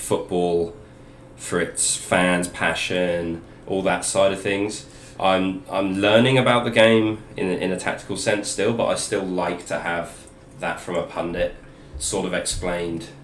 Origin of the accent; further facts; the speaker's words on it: King's Lynn, East of England, United Kingdom; I'm from Norfolk.